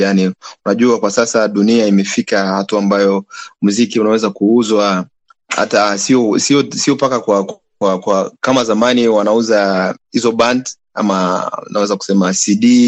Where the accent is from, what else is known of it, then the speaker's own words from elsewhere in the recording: Beni, North Kivu, DR Congo; now in Goma, Democratic Republic of the Congo; Mi ni mzaliwa wa Beni huko